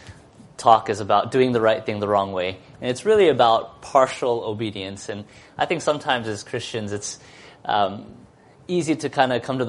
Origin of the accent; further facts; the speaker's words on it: Seattle, Washington, United States; I come from Seattle